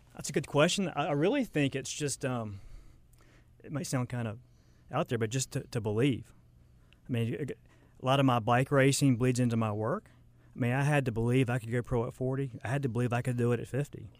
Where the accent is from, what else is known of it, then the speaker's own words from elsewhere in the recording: Charlotte, North Carolina, United States; also born or lived in Lake Norman; I kinda grew up in Charlotte, um, moved around a little bit, grew, went to high school, Lake Norman